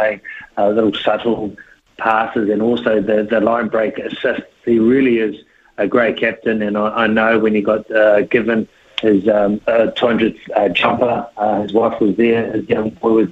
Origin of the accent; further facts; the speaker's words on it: Queensland, Australia; I'm a Queenslander